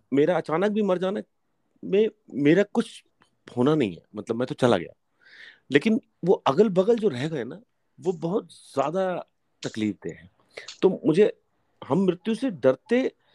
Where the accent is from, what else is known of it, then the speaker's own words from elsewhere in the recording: Hoshangabad, Madhya Pradesh, India; also born or lived in Kashmir; मैं होशंगाबाद में पला बड़ा हूँ कश्मीर में पैदा हुआ हूँ